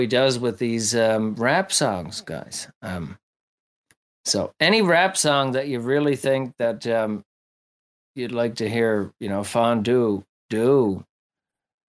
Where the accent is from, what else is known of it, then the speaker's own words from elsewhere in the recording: Ireland; Yeah, I'm Irish too